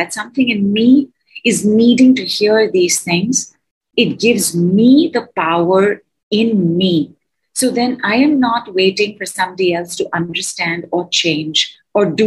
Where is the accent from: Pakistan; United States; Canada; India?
India; I am from India